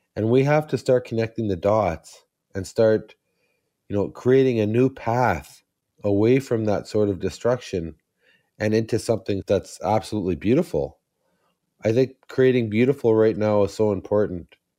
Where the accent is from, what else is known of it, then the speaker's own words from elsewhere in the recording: Serpent River First Nation, Ontario, Canada; I'm from Serpent River First Nation